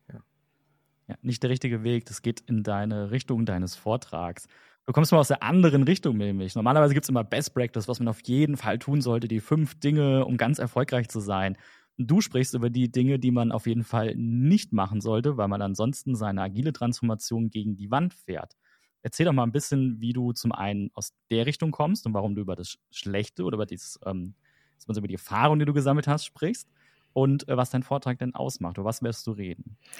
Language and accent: German; Germany; wir Deutschen